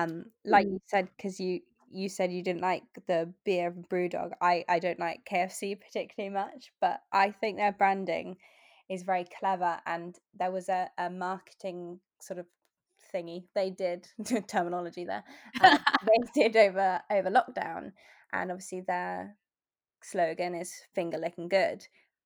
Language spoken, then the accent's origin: English; England, United Kingdom; And I think probably that's more sort of growing up in England, because Hoover, I think, is a British company.